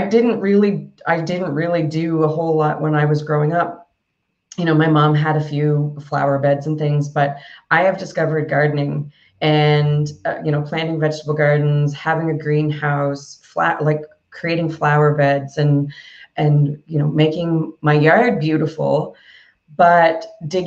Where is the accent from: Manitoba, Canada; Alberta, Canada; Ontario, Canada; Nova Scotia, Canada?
Nova Scotia, Canada; Yarmouth; moved away as an adult; also born or lived in South Korea / Philippines; I had a cafe in my hometown for a number of years